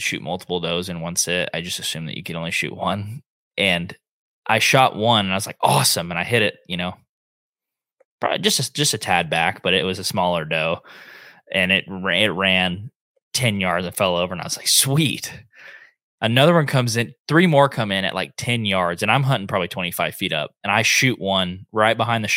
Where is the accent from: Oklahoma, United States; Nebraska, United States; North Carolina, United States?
Oklahoma, United States; Northeast; We grew up hunting in Northeast Oklahoma